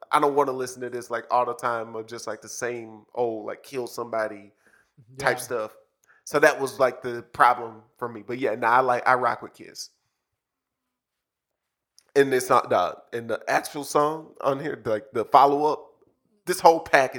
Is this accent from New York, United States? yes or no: yes; New York, United States; I'm from New York.